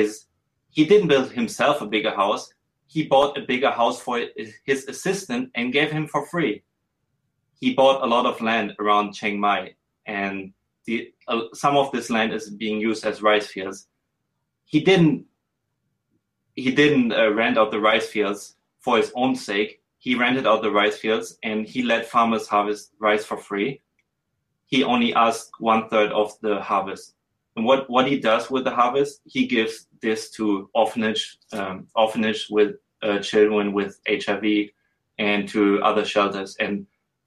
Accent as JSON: {"language": "English", "country": "Germany", "also_born_or_lived": "Switzerland / Hong Kong", "said": "I'm a white male. I'm from Germany"}